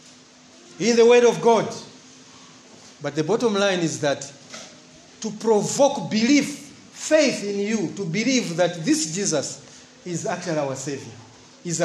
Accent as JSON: {"language": "English", "town": "Mangochi", "region": "Southern Region", "country": "Malawi", "also_born_or_lived": "Chingola, Zambia", "said": "I'm Ngoni from Fort Johnson, not Chipata, Fort Johnson"}